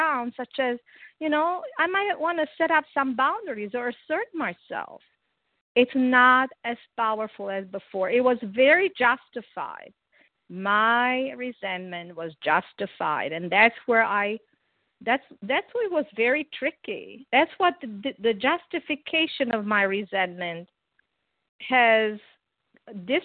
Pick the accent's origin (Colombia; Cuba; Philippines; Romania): Romania; now in South Carolina, United States; I'm originally from Romania.